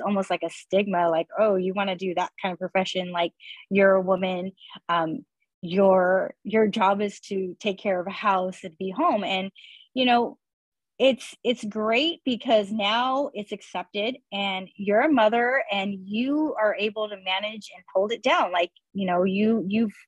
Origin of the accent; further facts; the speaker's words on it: Earlimart, California, United States; also born or lived in Irvine, California; I grew up in Early Mart